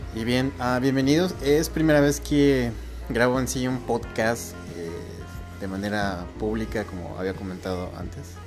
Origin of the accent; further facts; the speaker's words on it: Mexico; soy mexicano